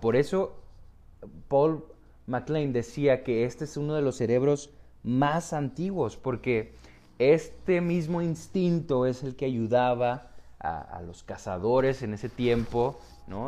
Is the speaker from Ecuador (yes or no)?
no; Tijuana, Baja California, Mexico; yo vivo en Tijuana, ok, entonces soy, soy mexicano, tijuanense de, nacimiento